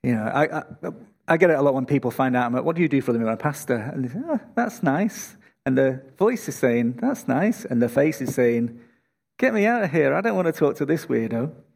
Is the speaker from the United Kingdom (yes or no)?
yes; Manchester, North West England, United Kingdom; now in Australia; Manchester, my hometown